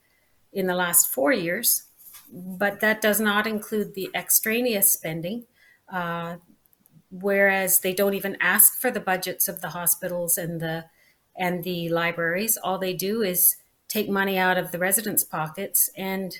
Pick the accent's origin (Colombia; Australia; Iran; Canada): Canada; Nanaimo, British Columbia; moved away as an adult; I was born here. My father was born here. And it's 3 generations we've been in Nanaimo